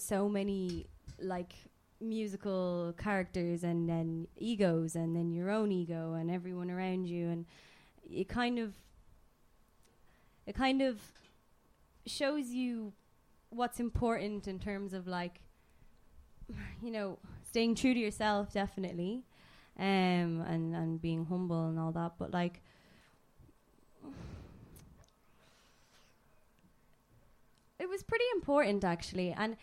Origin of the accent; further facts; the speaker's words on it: Ireland; I'm Irish